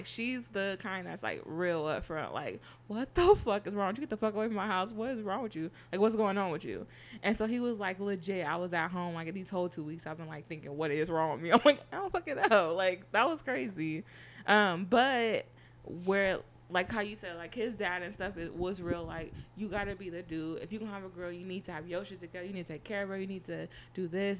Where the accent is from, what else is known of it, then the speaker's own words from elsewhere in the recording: Berkeley, California, United States; I'm from Berkeley